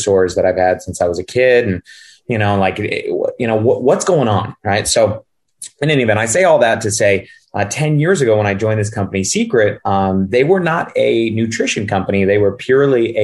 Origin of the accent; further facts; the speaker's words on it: Northern California, United States; moved away as an adult; also born or lived in Los Angeles, California; now in Scottsdale, Arizona, United States; I'm originally from California. I grew up in the sticks in Northern California